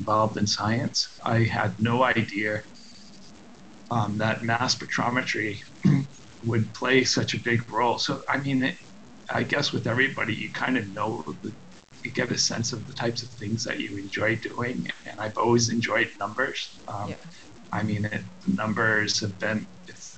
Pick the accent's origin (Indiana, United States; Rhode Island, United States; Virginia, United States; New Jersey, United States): Rhode Island, United States; moved away as an adult; also born or lived in Hanover, New Hampshire; now in La Jolla, United States; I'm originally from Rhode Island, Kentucky, Rhode Island on the East Coast, and I've went to Tolman High School